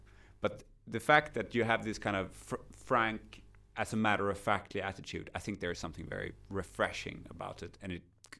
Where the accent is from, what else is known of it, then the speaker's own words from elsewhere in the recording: Malmö, Skåne, Sweden; first language Swedish; English is a second language; moved away as an adult; also born or lived in Lancaster, United Kingdom / Warwick, United Kingdom / London, United Kingdom / Copenhagen, Denmark; now in Helsinki, Finland; I've lived in London, I've lived in Copenhagen, and I'm originally from Malmö, which is the hardcore capital of violence, I think, in Northern Europe. I've lived in Stockholm and done military service there. And now I'm in Finland.